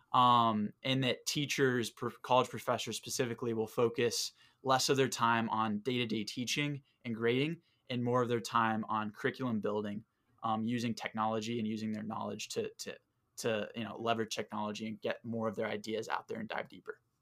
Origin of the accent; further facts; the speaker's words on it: Southwest Florida, United States; moved away; I'm from Southwest Florida